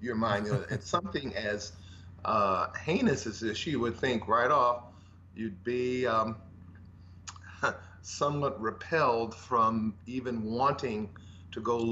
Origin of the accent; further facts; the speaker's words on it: Los Angeles, California, United States; I grew up in South Central Los Angeles, rather humble beginnings